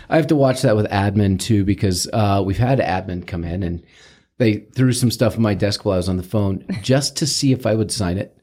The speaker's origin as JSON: {"language": "English", "town": "St. Louis", "region": "Missouri", "country": "United States", "moved": "as an adult", "lives_now": "Arizona, United States", "said": "I am from Saint Louis"}